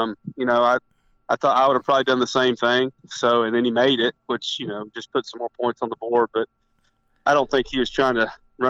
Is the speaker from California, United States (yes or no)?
no; East Tennessee, United States; we're both from East Tennessee.